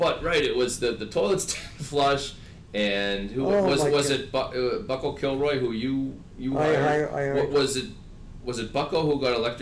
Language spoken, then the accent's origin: English; Sharon, Massachusetts, United States; I grew up in Sharon where I live now